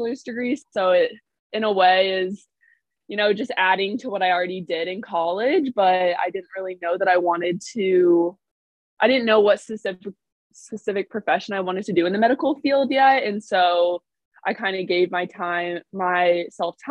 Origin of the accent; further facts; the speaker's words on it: Indianapolis, Indiana, United States; I'm from Indianapolis